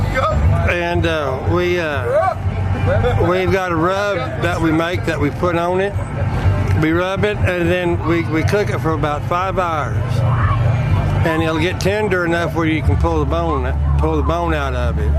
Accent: Monahans, Texas, United States; moved away as an adult; now in North Dakota, United States; From Monahans, Texas

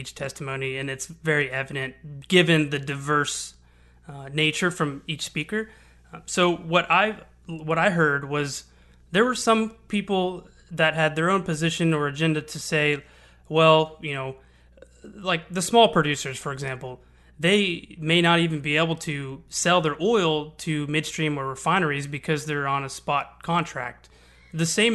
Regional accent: Houston, Texas, United States; I'm born and raised in Houston. I've lived here for 30 years

